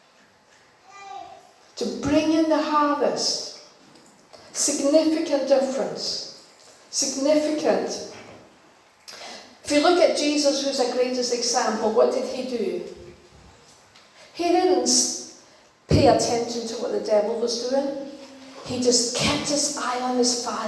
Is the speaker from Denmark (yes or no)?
yes; Denmark; English is a second language; moved away; I was born in Denmark, and you know, we didn't speak English